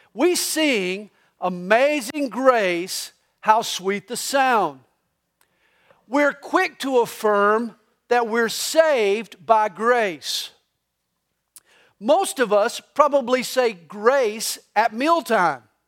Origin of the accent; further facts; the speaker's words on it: the South, United States; I grew up in the South. I grew up in a traditional Southern Baptist church